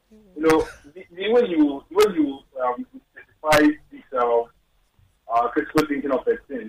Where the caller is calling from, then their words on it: Lagos, Nigeria; I'm calling from Adja area.